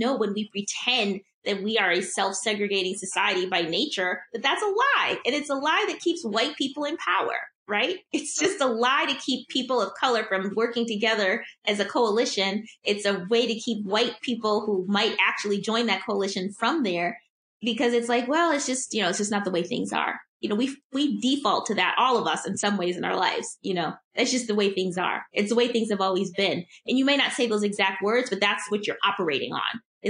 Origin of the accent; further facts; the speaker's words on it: Midwest, United States; I'm from the Midwest. Like, we're just people pleasers.